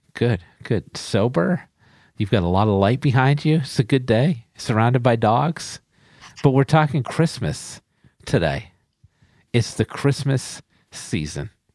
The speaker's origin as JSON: {"language": "English", "town": "New Bedford", "region": "Massachusetts", "country": "United States", "tie": "born or raised there", "said": "New Bedford, Massachusetts, my hometown"}